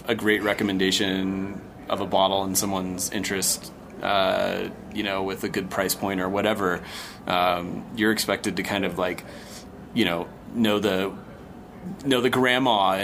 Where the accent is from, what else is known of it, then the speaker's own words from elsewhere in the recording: United States; I'm American